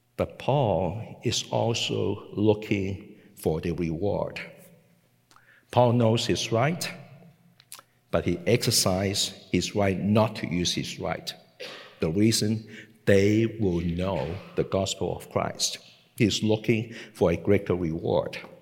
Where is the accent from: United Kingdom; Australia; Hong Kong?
Hong Kong; English is a second language; moved away as an adult; also born or lived in Macau; I was born and I grew up in Hong Kong